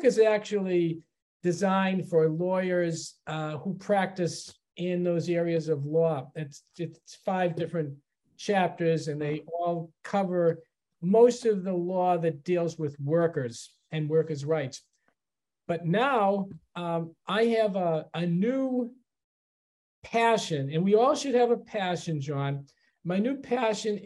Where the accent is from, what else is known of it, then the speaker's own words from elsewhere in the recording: Chelsea, Massachusetts, United States; also born or lived in Boston; I grew up in Chelsea, which was a suburb of Boston